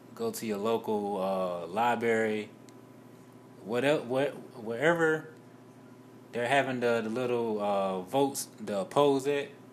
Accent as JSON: {"language": "English", "town": "Rocky Mount", "region": "North Carolina", "country": "United States", "tie": "born or raised there", "said": "Rocky Mount, my hometown"}